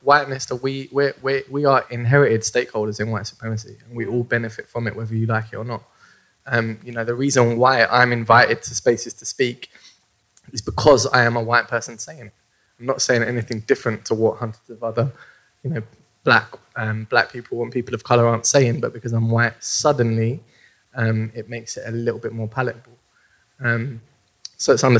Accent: London, United Kingdom; I grew up in South London in Deptford on a Pepys estate

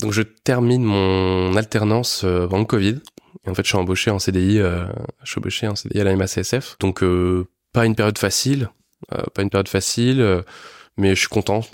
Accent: Niort, Nouvelle-Aquitaine, France; je viens de Niort, de base

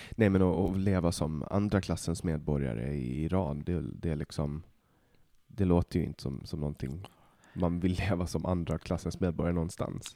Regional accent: Åland Islands; moved away as an adult; now in Stockholm, Sweden; jag kommer från Åland

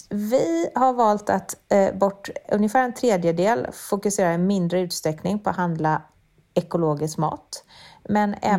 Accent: Sweden; det är faktiskt så att trots höjda priser så finns det fortfarande varor som vi svenskar inte är villiga att ge upp.

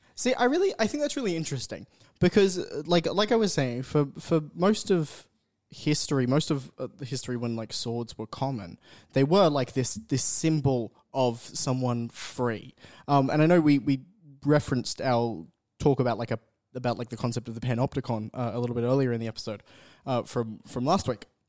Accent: North Queensland, Australia; I grew up in North Queensland.

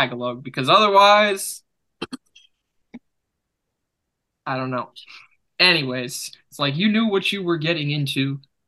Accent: United States; I'm from America

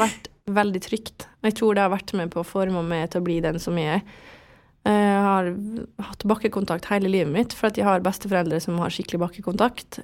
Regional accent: Vestnes, Møre og Romsdal, Norway; also born or lived in France / Germany / Oslo; jeg vokste opp på Vestnes med familie og alt det her

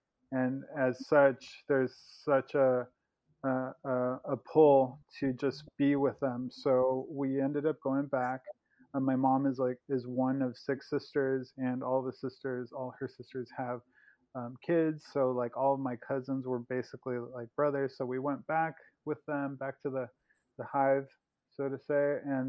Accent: Mexico; also born or lived in Los Angeles, United States; So I'm from Mexico. I was born in Mexico. And my family, my dad is a U.S. citizen, albeit from a Mexican background. So when I was about 4 years old, we moved from Mexico back to L.A., where my dad is from.

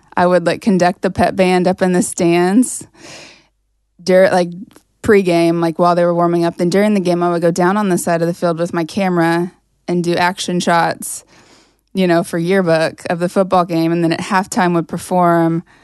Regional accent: Sterling, Kansas, United States; moved away as an adult; there's this little small, like, liberal arts college in my hometown. It's a private school

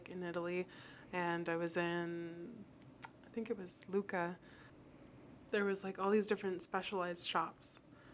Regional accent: Mexico; moved away; growing up in Mexico, there was always the plaza

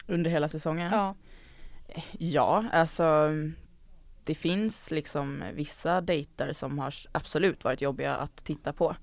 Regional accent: Gothenburg, Västra Götaland, Sweden; moved away as an adult; now in Stockholm, Sweden; jag kommer ju från Göteborg, eller en, rättare sagt en liten förort utanför Göteborg

